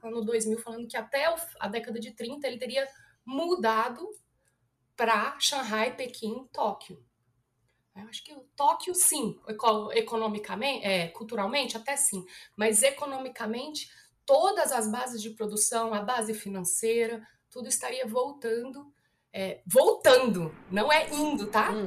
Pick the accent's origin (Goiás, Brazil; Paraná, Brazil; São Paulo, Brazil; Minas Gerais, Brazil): Goiás, Brazil; also born or lived in China; eu sou goiana